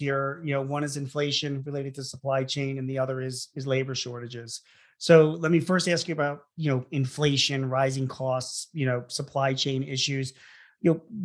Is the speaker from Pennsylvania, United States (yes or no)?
yes; Philadelphia, Pennsylvania, United States; I'm from Philadelphia